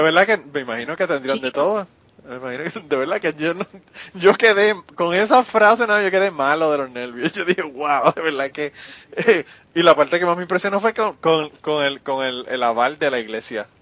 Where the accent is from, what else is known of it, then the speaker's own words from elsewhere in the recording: Puerto Rico; Como nos ocurre a veces a los puertorriqueños que nos ponen el rol del tipo que está mugging somebody ahí